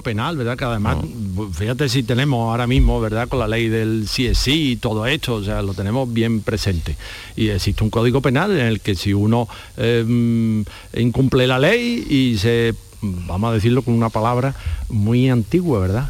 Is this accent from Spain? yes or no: yes; Spain; nos duele a nosotros, que somos mm, los españoles